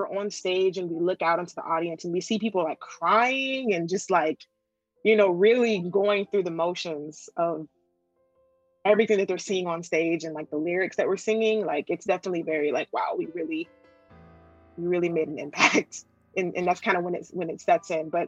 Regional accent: Japan; English is a second language; it's a dream of mine to perform in my home country.

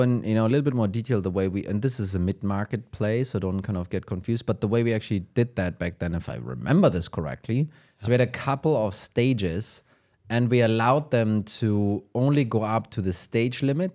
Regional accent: Germany; accent: German; English is a second language; my German accent

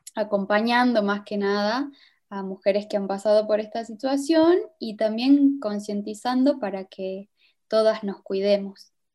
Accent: Cafayate, Salta, Argentina; yo soy de Cafayate

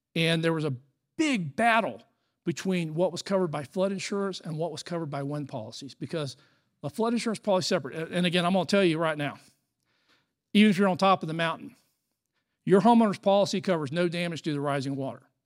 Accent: Florida, United States; I'm from Florida

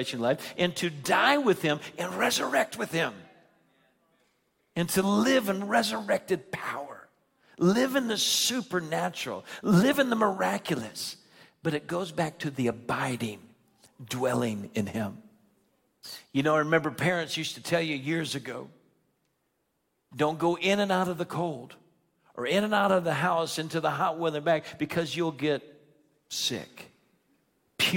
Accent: Naples, Florida, United States; moved away; In my hometown of Naples, Florida, I went back to preach

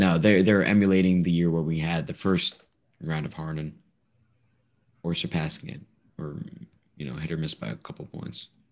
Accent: New York City, New York, United States; I'm from Brooklyn

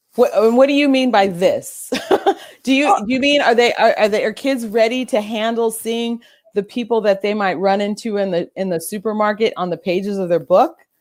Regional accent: Orange County, California, United States; I'm from Orange County, California

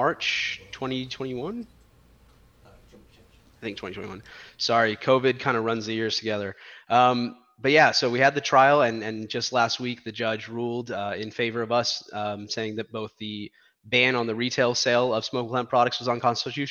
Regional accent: Texas, United States; I'm born and raised in Texas

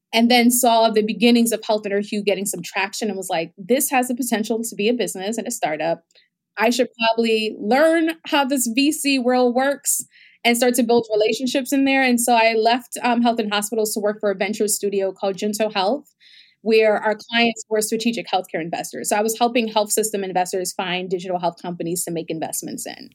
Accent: New York City, New York, United States; also born or lived in Bahamas; I was actually born in the Bahamas, um, my, my mom moved to the United States and with me when I was eight months old, so I grew up in New York in the Bronx

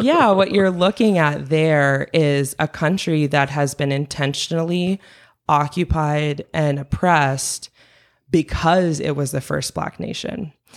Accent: Stowe, Vermont, United States; I grew up in Stowe, Vermont

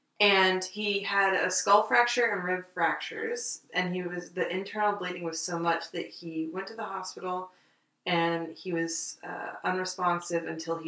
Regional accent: Texas, United States; I'm born and raised in Texas.

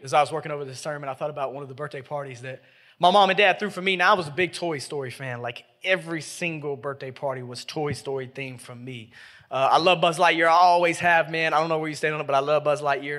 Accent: Memphis, Tennessee, United States; I grew up in Memphis, Tennessee. I've been here my whole life

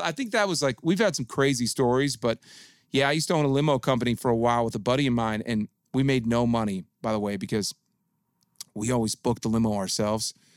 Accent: Detroit, Michigan, United States; moved away; I grew up in Detroit.

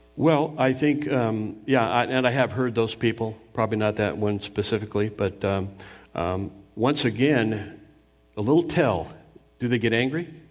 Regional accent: Anaheim, California, United States; I grew up near Disneyland in Southern California. I remember when they built it in Orange County

